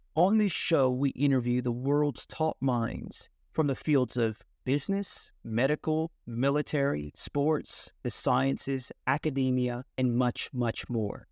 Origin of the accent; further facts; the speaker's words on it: California, United States; now in Melbourne, Australia; as a Californian boy